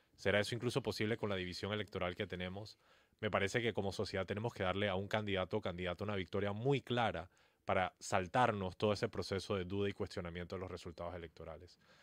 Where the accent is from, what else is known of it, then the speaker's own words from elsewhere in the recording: Panama; nosotros como sociedad panameña